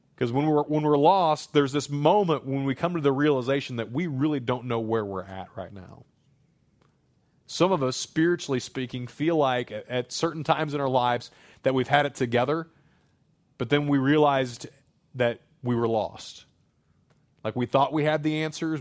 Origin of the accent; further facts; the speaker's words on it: Springfield, Missouri, United States; moved away as an adult; now in Saint Charles County, United States; I grew up in Springfield, Missouri, as city as that can be